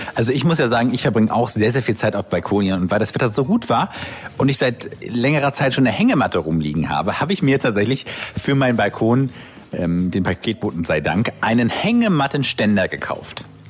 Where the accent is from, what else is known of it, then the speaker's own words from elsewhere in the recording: Kiel, Schleswig-Holstein, Germany; mich als Kieler Jung